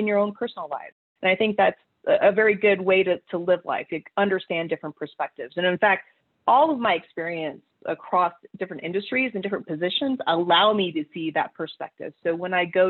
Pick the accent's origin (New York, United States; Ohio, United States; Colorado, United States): Colorado, United States; Colorado Springs; the University of Colorado, Colorado Springs, which is in my hometown